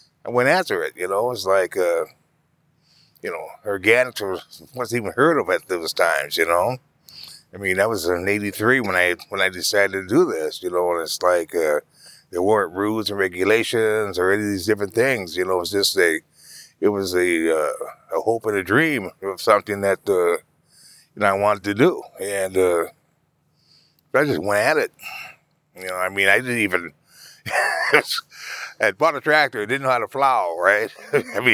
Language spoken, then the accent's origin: English; Madison, Wisconsin, United States; I'm from Wisconsin, you know, from Madison.